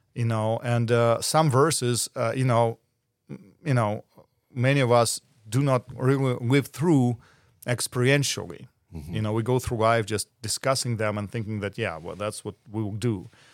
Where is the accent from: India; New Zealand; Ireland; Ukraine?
Ukraine; moved away as an adult; now in United Kingdom; I am from Ukraine